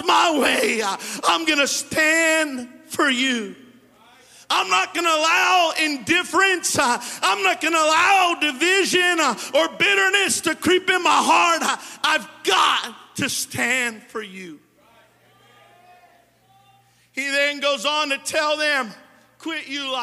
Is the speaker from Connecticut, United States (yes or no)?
no; California, United States; also born or lived in Modesto; I've been born and raised in California my whole life